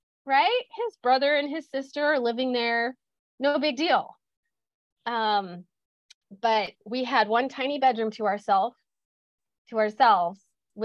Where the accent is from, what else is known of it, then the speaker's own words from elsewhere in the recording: Midwest, United States; moved away as an adult; now in California, United States; I grew up in the Midwest. I am a farm girl